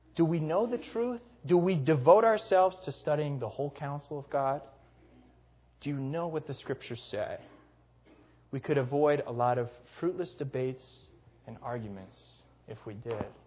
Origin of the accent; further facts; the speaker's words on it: Gurnee, Illinois, United States; my hometown of Gurnee, Illinois